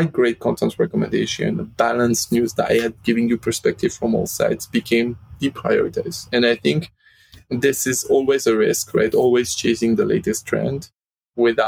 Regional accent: Lyon, Auvergne-Rhône-Alpes, France; moved away; based in France, in my hometown in Lyon

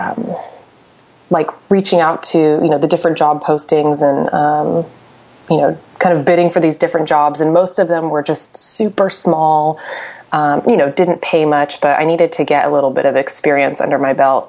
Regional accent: Orange County, California, United States; moved away; I'm from Orange County, and that's where I've lived pretty much most of my career

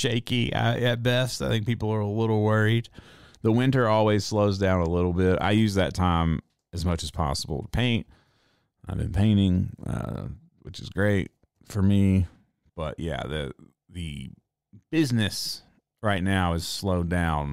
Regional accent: Reidsville, North Carolina, United States; moved away; my hometown, Reidsville, North Carolina

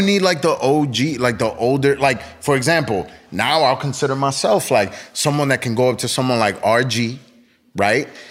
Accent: East Coast, United States; I grew up in the East Coast

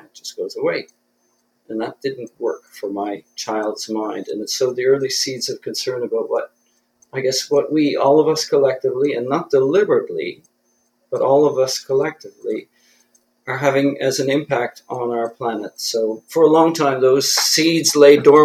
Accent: Belledune, New Brunswick, Canada; moved away as an adult; also born or lived in Fredericton area; now in Fredericton, Canada; I grew up on the North Shore in the village of Beldoon.

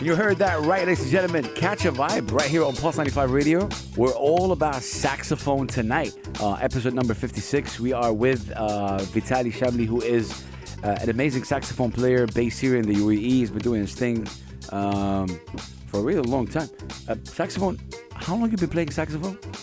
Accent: Jeddah, Makkah Province, Saudi Arabia; now in United Arab Emirates; my hometown, Jeddah

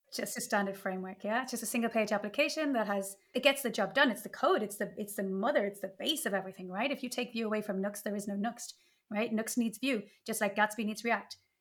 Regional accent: Ireland; now in Spain; I'm Irish, but living in Spain

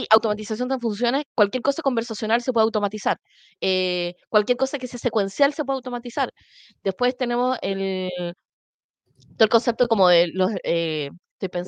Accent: Chile; Sí, tío, somos chilenos de Schrödinger, podemos estar vivos y muertos al mismo tiempo

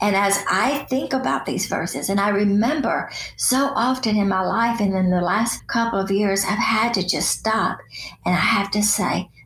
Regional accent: Chattanooga, Tennessee, United States; As a little girl growing up in Chattanooga

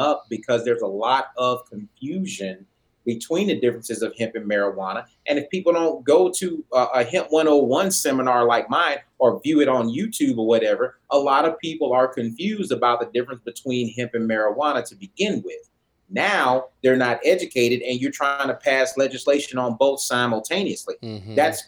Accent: Oklahoma, United States; I come from Oklahoma

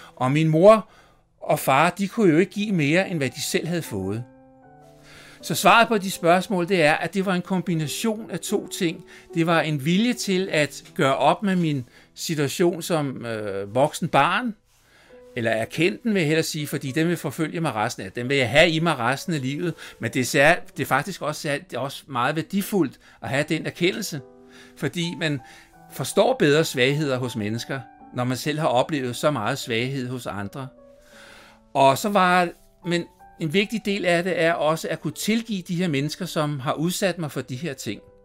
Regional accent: Copenhagen, Capital Region of Denmark, Denmark; jeg voksede op på Christianshavn i København

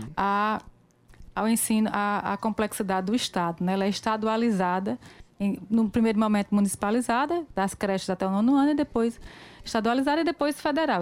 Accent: Pombal, Paraíba, Brazil; born or raised there

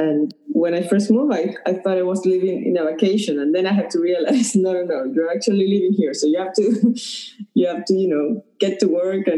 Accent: Caracas, Capital District, Venezuela; moved away as an adult; also born or lived in Pennsylvania / Colorado / Atlanta, Georgia / Raleigh, North Carolina; now in Key Biscayne, United States; We grew up in Venezuela, in Caracas, and in 2004, we came to the U.S. to pursue graduate school. We went to Penn State University, and then we've been relocated into several cities in the U.S.

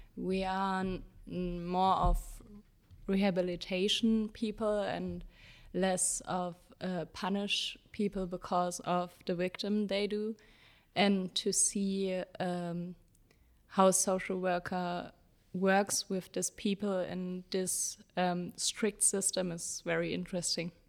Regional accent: Jena, Thuringia, Germany; I'm from Jena, uh, in Germany

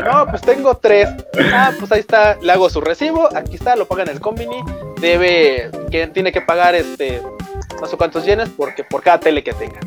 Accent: Mexico; sí vengo de México, de donde estafan y hay mafia y todo

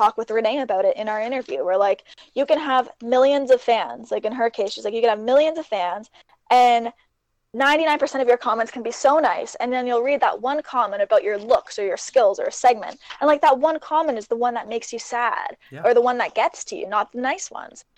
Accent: Canada; Both of us being Canadian

